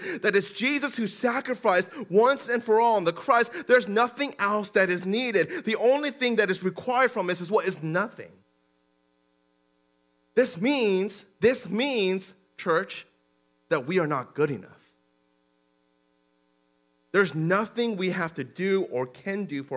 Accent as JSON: {"language": "English", "town": "Denver", "region": "Colorado", "country": "United States", "tie": "born or raised there", "also_born_or_lived": "Aurora, Colorado", "said": "Back in the day in Denver and growing up in Denver, and at home, they would be Korean"}